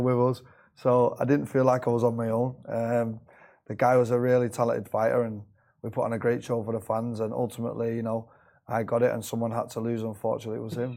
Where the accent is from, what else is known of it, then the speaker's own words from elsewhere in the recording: Manchester, North West England, United Kingdom; moved away as an adult; now in Dubai, United Arab Emirates; I'm from Manchester in England.